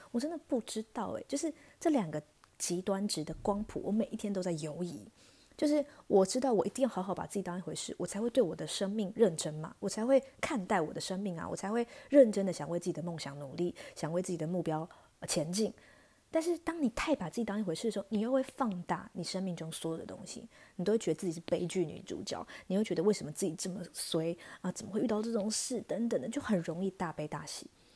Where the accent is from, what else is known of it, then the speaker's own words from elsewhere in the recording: Taichung, Taiwan; moved away as an adult; also born or lived in Hsinchu; now in Taipei, Taiwan; 尤其对我这种北漂族，因为我是台中人嘛